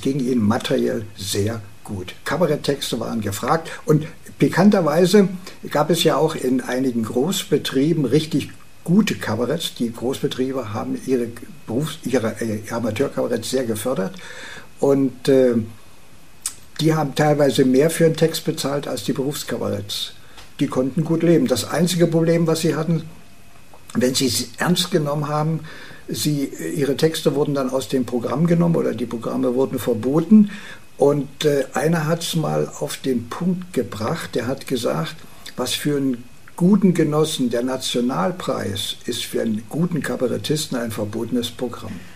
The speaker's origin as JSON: {"language": "German", "town": "Herzberg", "region": "Brandenburg", "country": "Germany", "tie": "born or raised there", "said": "meiner Heimatstadt Herzberg an der Schwachten Elster"}